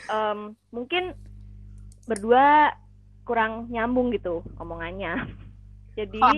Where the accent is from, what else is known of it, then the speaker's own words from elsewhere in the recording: Surabaya, East Java, Indonesia; Dan aku juga berasal dari kota Surabaya